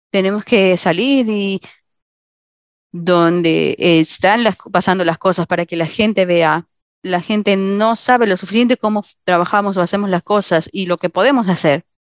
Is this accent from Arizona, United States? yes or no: yes; Arizona, United States; Eh, me voy a mudar. Soy de Arizona a Tennessee eh, al final de abril